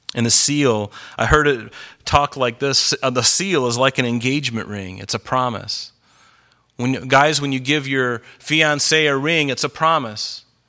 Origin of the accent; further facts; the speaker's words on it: United States; I'm American